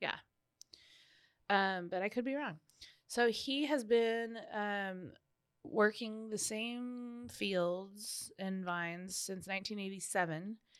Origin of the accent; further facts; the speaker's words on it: Canada; being Canadian